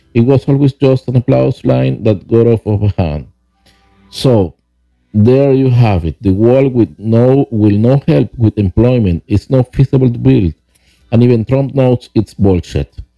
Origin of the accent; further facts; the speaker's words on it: Venezuela; English is a second language; moved away as an adult; now in Huntersville, United States; I was born in Venezuela